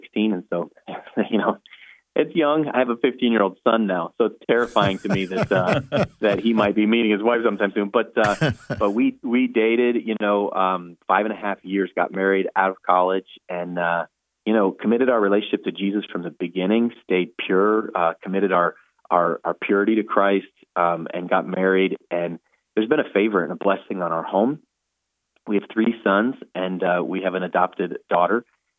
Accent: New England, United States; I grew up in New England. I grew up a product of this area

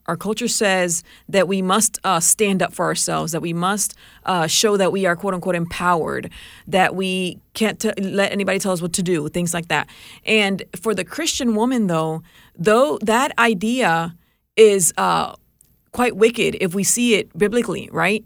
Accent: Puerto Rico; moved away; I grew up in Puerto Rico

